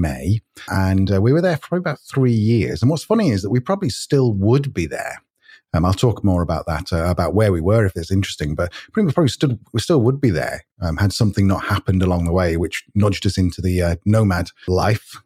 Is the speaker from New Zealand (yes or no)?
no; near Manchester, North West England, United Kingdom; moved away as an adult; also born or lived in Spain; originally from the UK, uh, from near Manchester, although actually I'm, I'm not. I'm, i was born near London, but lived near Manchester.